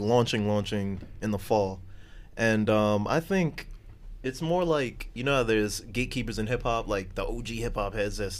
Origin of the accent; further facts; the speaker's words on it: New York City, New York, United States; growing up, being born and raised in New York